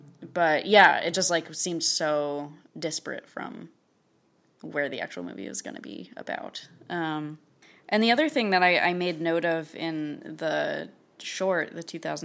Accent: West Hartford, Connecticut, United States; West Hartford, Connecticut, near mm-hmm. the insurance capital of yeah. the world.

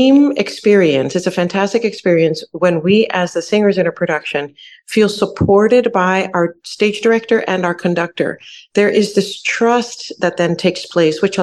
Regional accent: New York City, New York, United States; now in Houston, United States; I grew up in New York City.

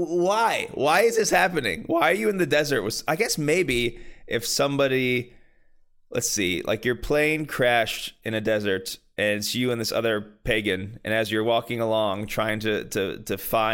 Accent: near Pittsburgh, Pennsylvania, United States; I say I'm from Pittsburgh, but I'm not actually from Pittsburgh.

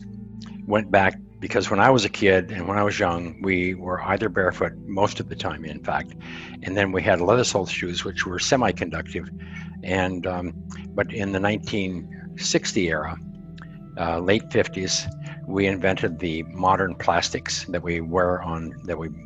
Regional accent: Montana, United States; I'm a cowboy from Montana that I'm 76, going on 76, and I spent 30 years in the communications industry.

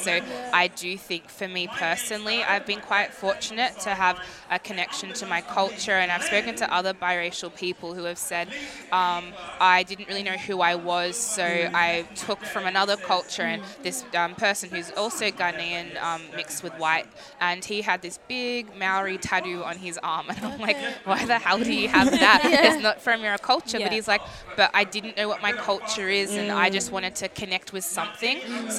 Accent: Melbourne, Victoria, Australia; I was born in Australia, as I said on stage, from St Albans. I'm a Westie, born and bred. But my mother is Anglo-Celtic Australian and my father's Ghanaian. He came about 30 or so years ago.

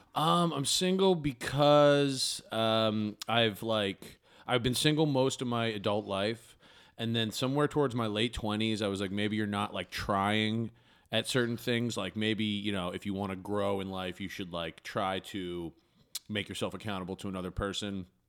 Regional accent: Bangor, Maine, United States; now in Chicago, United States; I grew up in, uh, Maine

